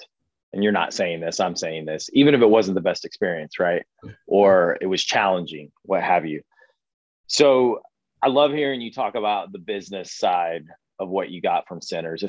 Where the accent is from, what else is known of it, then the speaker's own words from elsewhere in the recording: Indiana, United States; I'm from Indiana